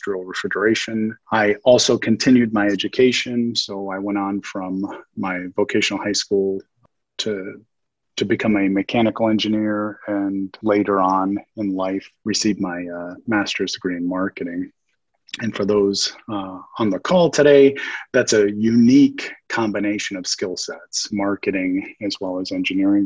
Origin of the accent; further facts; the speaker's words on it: Las Vegas, Nevada, United States; in my earlier years growing up in Las Vegas, I was like any other typical teenage